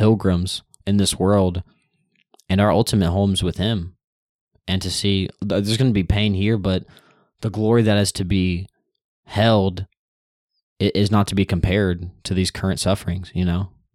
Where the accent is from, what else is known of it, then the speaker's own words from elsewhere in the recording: United States; I'm raised up in a nation that I can actively go out and spread the news